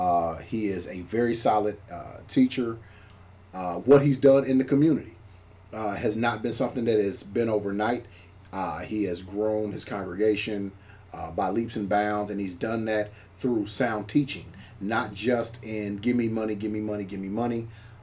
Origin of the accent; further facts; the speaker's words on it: Indianapolis, Indiana, United States; I'm very proud to say that I'm from Indianapolis